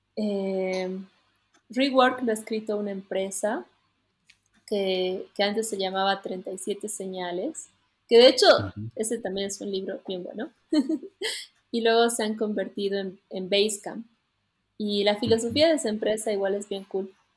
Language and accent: Spanish; Bolivia; todos somos andinos, ¿no? Hemos nacido en Bolivia